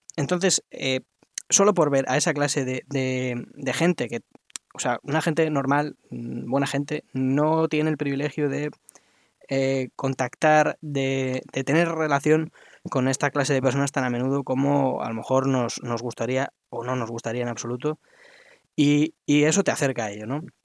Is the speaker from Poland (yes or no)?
no; Spain; como español de pro